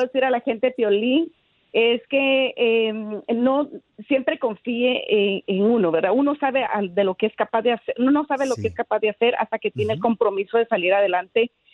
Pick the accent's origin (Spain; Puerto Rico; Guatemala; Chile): Guatemala; now in Dallas, United States; Soy guatemalteca